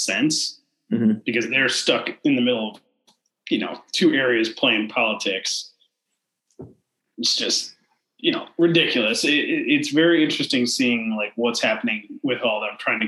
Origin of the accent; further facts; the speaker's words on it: United States; I'm American